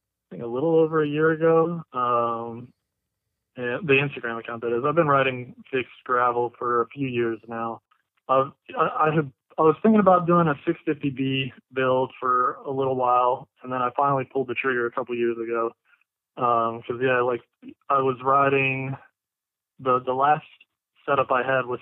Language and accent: English; Miami, Florida, United States; moved away as an adult; now in Missouri, United States; I'm originally from Miami, Florida. I was born and raised down there.